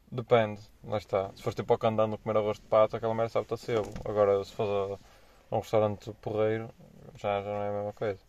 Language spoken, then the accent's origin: Portuguese; Porto, Norte, Portugal; moved away as an adult; now in Angola; sendo do Porto, eu acho que é normal dizer as neiras